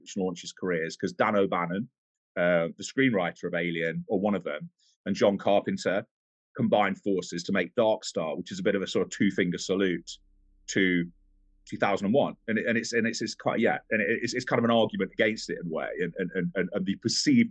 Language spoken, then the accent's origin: English; Nottingham, East Midlands, United Kingdom; I'm from Nottingham. I live in Nottingham.